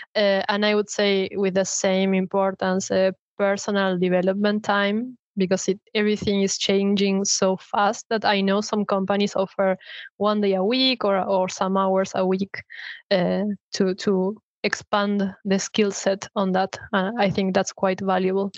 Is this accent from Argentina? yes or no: yes; Argentina; moved away as an adult; now in Sweden; I am originally from Argentina, being in Sweden for two years now.